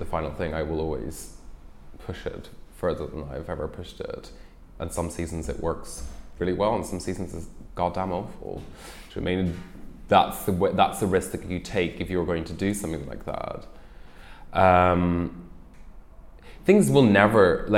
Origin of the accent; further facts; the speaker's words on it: Ireland; moved away; I'm originally Irish and I grew up there